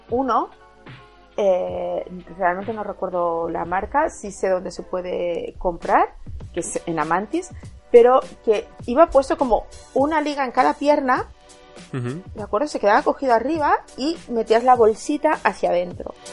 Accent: Catalonia, Spain; Soy catalana, soy chica

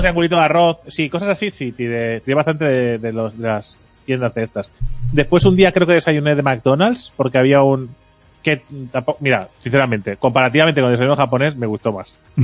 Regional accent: Catalonia, Spain; el puto desayuno catalán

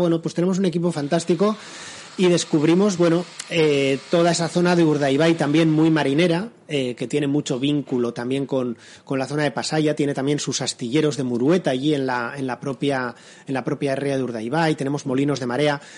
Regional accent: San Sebastián, Basque Country, Spain; also born or lived in Ayete, San Sebastián; yo he vivido toda mi vida en, en Gros, ahora vivo en Ayete, pero yo soy de, de Gros

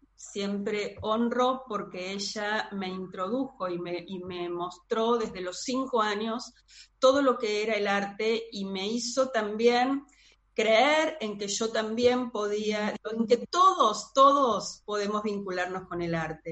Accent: Buenos Aires, Argentina; soy de Buenos Aires, Argentina

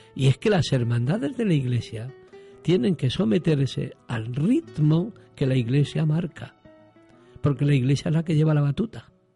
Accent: Alcázar de San Juan, Castilla-La Mancha, Spain; also born or lived in Andalusia; now in Huelva, Spain; tía Sofía me parió en Alcázar, en La Mancha

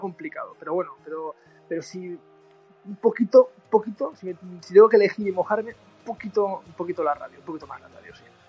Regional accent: Irún, Basque Country, Spain; he crecido con la radio porque yo soy de Irún en Irún tenemos una emisora de radio

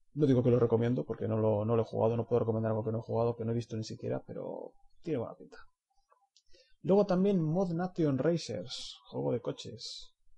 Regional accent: Spain; somos españoles

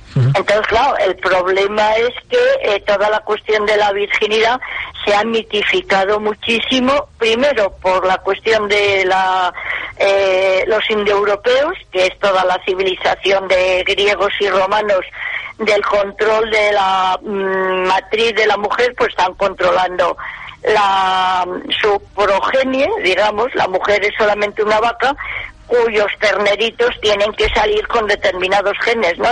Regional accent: Gijón, Asturias, Spain; accent: half Asturian; moved away; estudié el, bachiller en Gijón, todos mis, el, mis títulos de bachiller pues son del Instituto Jovellanos, de la Universidad de Oviedo, así que soy medio, medio gijonesa

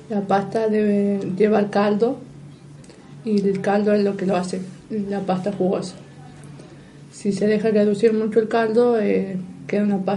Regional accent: Argentina; que era lo importante que era con un poco más de presión porque somos argentinos.

